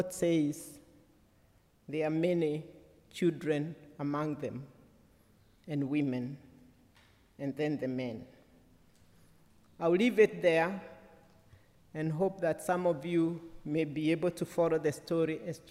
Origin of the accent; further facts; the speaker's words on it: Kenya; as a Kenyan and one who is ordained to preach the word of God